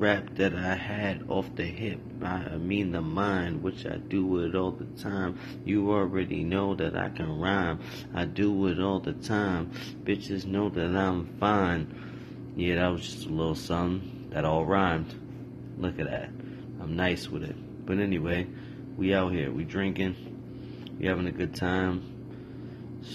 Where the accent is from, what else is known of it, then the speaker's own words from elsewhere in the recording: New York City, New York, United States; now in upstate New York, United States; I'm from New York City, but we live broadcasting from upstate New York